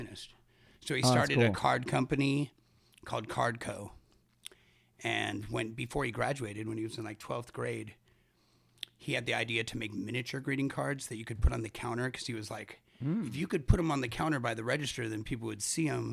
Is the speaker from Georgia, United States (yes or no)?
no; Los Angeles, California, United States; also born or lived in Boston; growing up